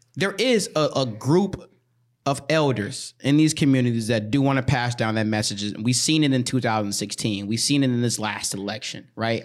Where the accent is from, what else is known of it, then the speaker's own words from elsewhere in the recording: White Bear Lake, Minnesota, United States; growing up in White Ri-, you know, two years, three years in White Bear Lake where we went to school